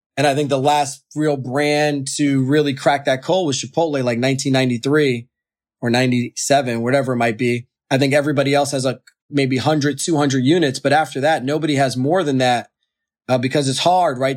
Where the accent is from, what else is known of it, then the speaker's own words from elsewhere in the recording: Poconos, Pennsylvania, United States; moved away; where I grew up in the Poconos